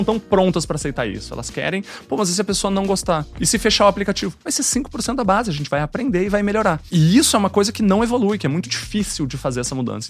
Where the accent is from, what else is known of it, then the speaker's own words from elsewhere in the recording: Rio Grande do Sul, Brazil; moved away as an adult; also born or lived in Curitiba; Sou gaúcho, comecei lá no sul